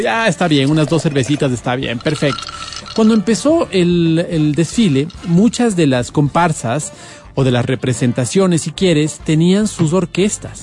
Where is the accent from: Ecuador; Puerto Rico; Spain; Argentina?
Ecuador; Quito, Pichincha; yo soy quiteño